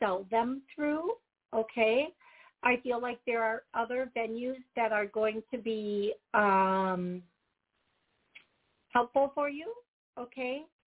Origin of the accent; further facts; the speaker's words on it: Wisconsin, United States; You can tell I'm from here.